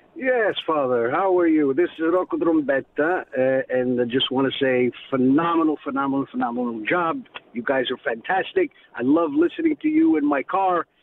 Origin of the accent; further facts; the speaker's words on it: Italy; moved away; I was born in Italy